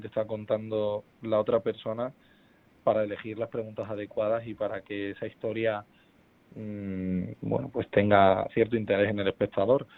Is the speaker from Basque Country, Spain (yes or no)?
no; Extremadura, Spain; moved away; also born or lived in Madrid; otro autonómico en Canal Extremadura, en mi tierra